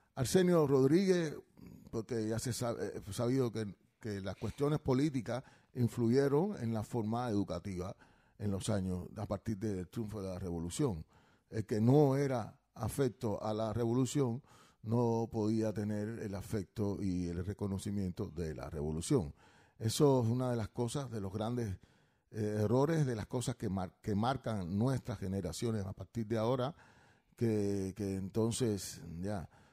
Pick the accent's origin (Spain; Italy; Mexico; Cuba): Cuba; moved away; nosotros que somos cubanos